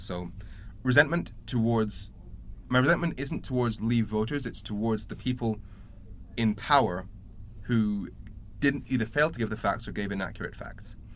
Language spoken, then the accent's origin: English; Darlington, North East England, United Kingdom; now in Sheffield, United Kingdom; I was born in Darlington